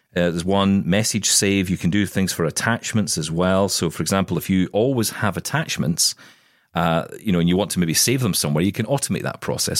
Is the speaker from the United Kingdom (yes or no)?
yes; Glasgow, Scotland, United Kingdom; she was coming to Glasgow in Scotland. She was going to come to my hometown